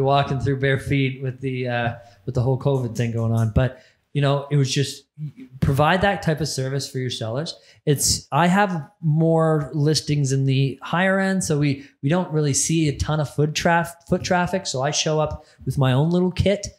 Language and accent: English; Barrie, Ontario, Canada; my hometown, Barrie, Ontario